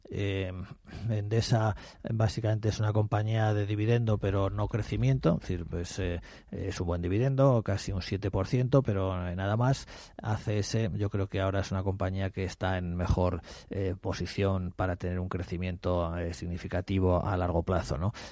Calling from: Madrid, Community of Madrid, Spain; Buenos días

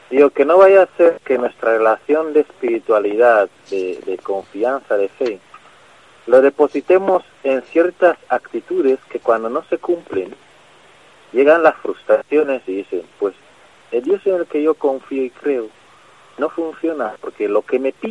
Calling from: Madrid, Community of Madrid, Spain; Eh, soy un vecino de Madrid.

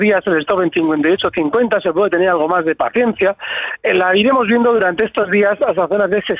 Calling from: Vitoria, Basque Country, Spain; Hola, buenos días. … de Vitoria.

